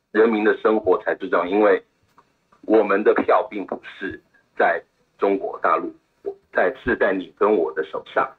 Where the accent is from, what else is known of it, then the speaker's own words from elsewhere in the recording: Taiwan; 我一个台湾人